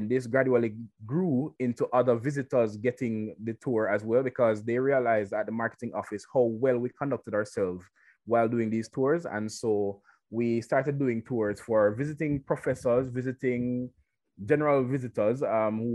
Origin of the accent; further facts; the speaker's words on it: Parish of Hanover, Jamaica; I'm from the mythical, I call it that way. Parish of Hanover